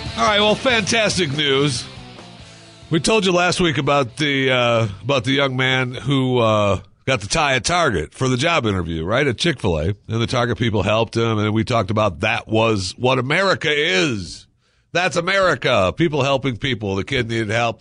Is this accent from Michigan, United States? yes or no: yes; Michigan, United States; moved away; I grew up in Michigan